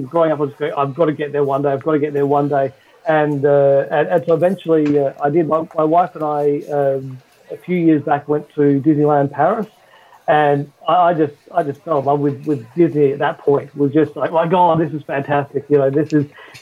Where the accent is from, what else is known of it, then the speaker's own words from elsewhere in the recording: Western Australia, Australia; accent: Australian; I'm from Australia, but I'm from Western Australia. So we're apparently the most isolated place in the world, or something to that extent. And at the time when I was growing up, there was no theme parks in WA at all.